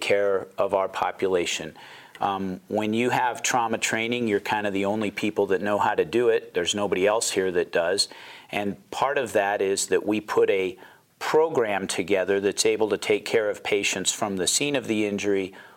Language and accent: English; Pocatello, Idaho, United States; also born or lived in Seattle, Washington; I'm actually originally from Pocatello, grew up here.